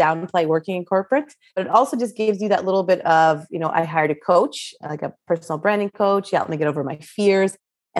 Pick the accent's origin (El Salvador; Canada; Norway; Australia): Canada; I grew up in Canada